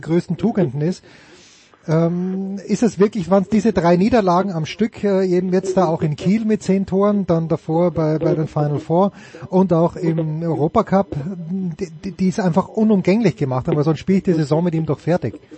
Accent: Austria; als Österreicher

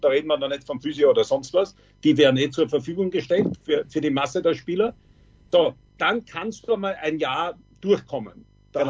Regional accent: Austria; bei uns in Österreich

